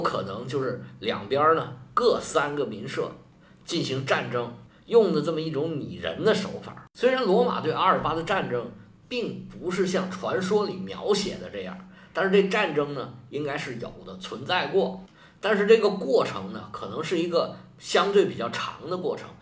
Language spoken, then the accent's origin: Chinese; China; 我们中国人